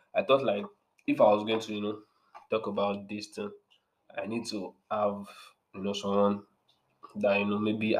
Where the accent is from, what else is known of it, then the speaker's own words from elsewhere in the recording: Nigeria; as a Nigerian person that went to a Nigerian public school, public school, university rather